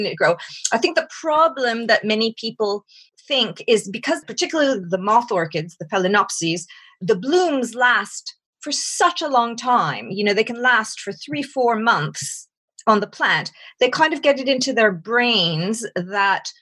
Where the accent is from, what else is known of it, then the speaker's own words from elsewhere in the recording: Montreal, Quebec, Canada; accent: North American; moved away as an adult; now in England; although I live in England, I have a North American accent. I'm originally from Canada, from Montreal.